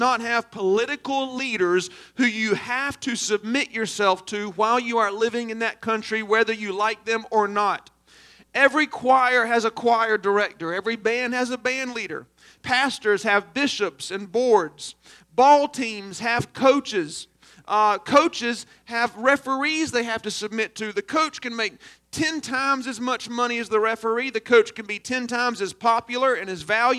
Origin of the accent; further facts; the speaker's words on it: Aynor, South Carolina, United States; I'm from Aner